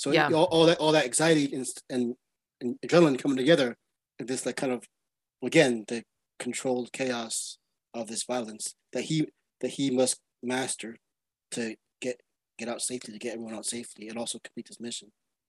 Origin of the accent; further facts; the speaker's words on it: Brooklyn, New York, United States; I'm from New York, born in Brooklyn, Brooklyn, Queens, where the Bronx is.